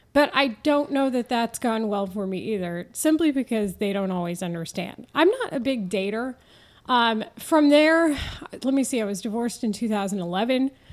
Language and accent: English; Denton, Texas, United States; accent: Texan drawl; moved away as an adult; also born or lived in San Diego / Houston / Philadelphia; now in Chicago, United States; I grew up in Denton, Texas, just north of the Dallas area.